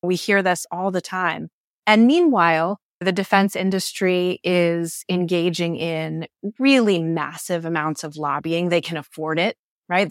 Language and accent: English; United States; as an American